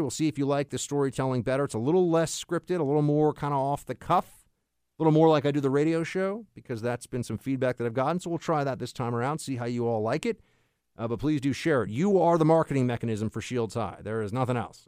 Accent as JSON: {"language": "English", "town": "New York City", "region": "New York", "country": "United States", "said": "I'm a New Yorker."}